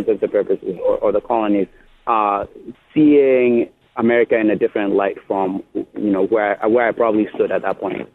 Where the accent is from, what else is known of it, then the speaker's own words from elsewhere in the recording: Ghana; now in United States; when I was growing up in Ghana